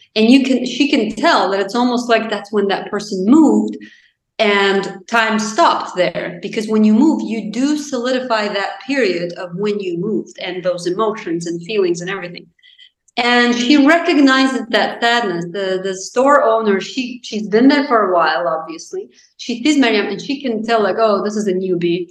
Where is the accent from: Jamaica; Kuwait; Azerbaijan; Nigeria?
Azerbaijan; English is a second language; moved away as an adult; also born or lived in Chicago, United States / Washington, United States; now in United States; I'm from Azerbaijan